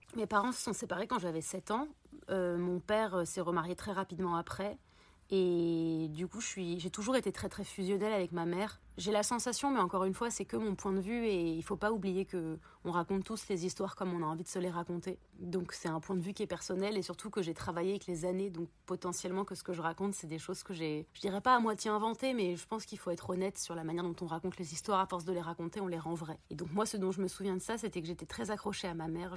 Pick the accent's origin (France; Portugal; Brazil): France; Paris, Île-de-France; j'ai grandi à Paris